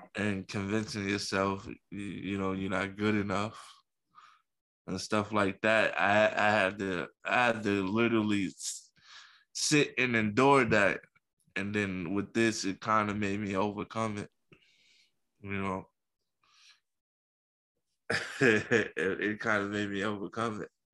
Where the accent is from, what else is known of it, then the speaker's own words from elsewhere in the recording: New York City, New York, United States; I was born in Coney Coney Island